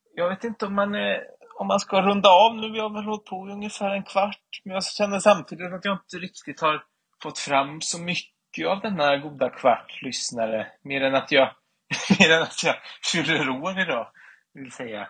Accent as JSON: {"language": "Swedish", "country": "Sweden", "said": "jag är från Svea rike"}